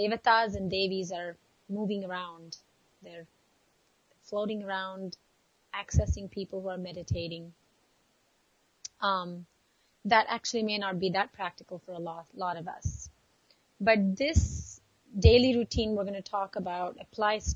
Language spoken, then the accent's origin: English; India; growing up in India